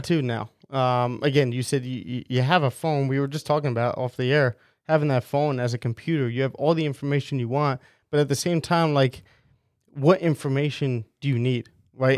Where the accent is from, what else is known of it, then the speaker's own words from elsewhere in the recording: West Long Branch, New Jersey, United States; growing up in West Long Branch